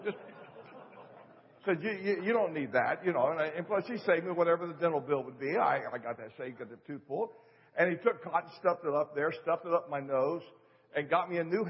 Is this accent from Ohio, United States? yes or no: yes; just north of Cincinnati, Ohio, United States; I grew up in Ohio, just north of Cincinnati, Ohio